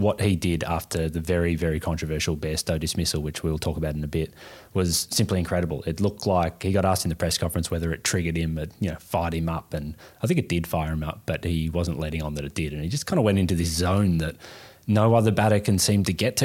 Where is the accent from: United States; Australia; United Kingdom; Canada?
Australia; we are Australian